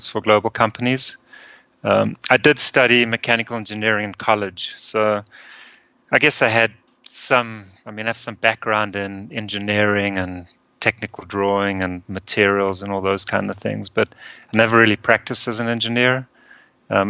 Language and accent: English; Johannesburg, Gauteng, South Africa; moved away as an adult; also born or lived in Austria / Denver, United States; now in United States; I was born in Austria, so both my parents are Austrian, and then at a very young age, I immigrated to South Africa with my mom and my sister. And I went to school and college there.